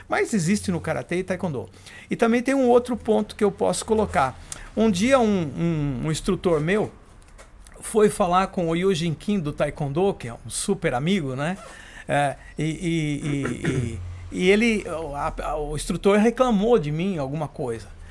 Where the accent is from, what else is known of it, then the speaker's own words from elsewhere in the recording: Votorantim, São Paulo, Brazil; moved away; Eu nasci em Votorantim